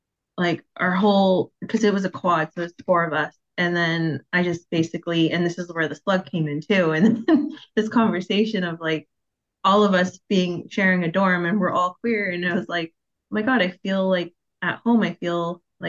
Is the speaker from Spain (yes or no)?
no; Victoria, British Columbia, Canada; also born or lived in Vancouver; I was born in Vancouver, raised in Victoria